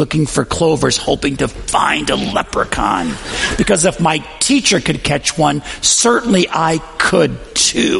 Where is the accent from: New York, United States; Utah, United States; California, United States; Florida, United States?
New York, United States; Western; I grew up in Western New York